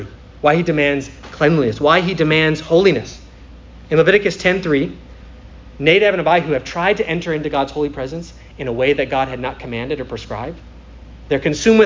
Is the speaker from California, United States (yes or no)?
no; Minnesota, United States; now in Florida, United States; I'm from Minnesota, so it was a religion up there